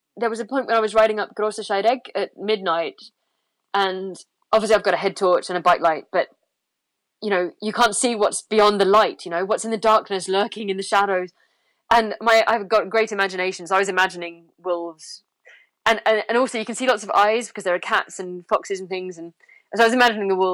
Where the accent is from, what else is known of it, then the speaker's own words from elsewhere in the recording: London, United Kingdom; moved away; I was born in London and I hate it.